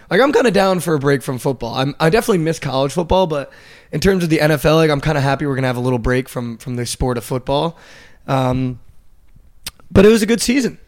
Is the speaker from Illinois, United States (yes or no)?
no; Northern New Jersey, United States; I'm from Northern Jersey.